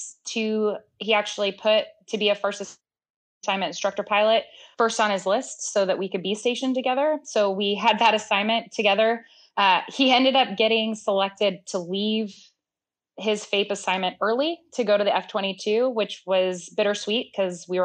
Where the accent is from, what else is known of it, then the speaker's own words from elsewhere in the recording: California, United States; moved away as an adult; Born and raised in California